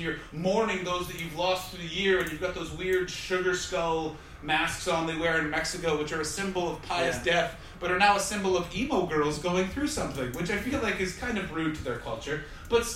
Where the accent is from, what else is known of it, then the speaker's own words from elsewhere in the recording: Canada; now in London, United Kingdom; I'm from Canada